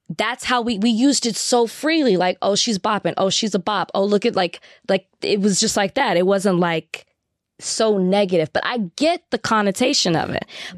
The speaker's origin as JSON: {"language": "English", "region": "Texas", "country": "United States", "said": "I'm from Texas."}